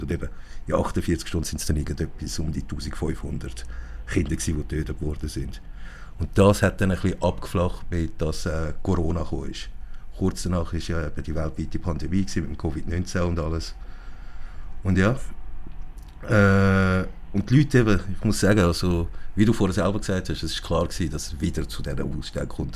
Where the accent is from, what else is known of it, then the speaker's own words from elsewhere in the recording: Zurich, Switzerland; Ich bin hier in Zürich geboren und aufgewachsen